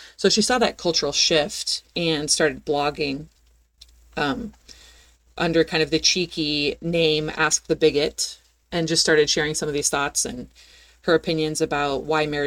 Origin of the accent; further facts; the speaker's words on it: Pacific Northwest, United States; I was born and raised in the Pacific Northwest